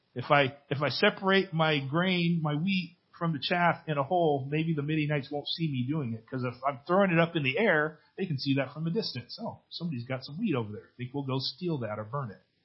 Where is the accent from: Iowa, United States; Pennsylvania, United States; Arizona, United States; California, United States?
California, United States; Benicia; in my hometown. Um, our church, Benicia Bible Church